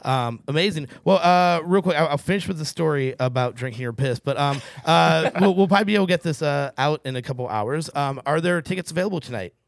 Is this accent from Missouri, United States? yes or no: yes; St. Louis, Missouri, United States; now in Seattle, United States; Got a couple buddies from, uh, my hometown of Saint Louis, Missouri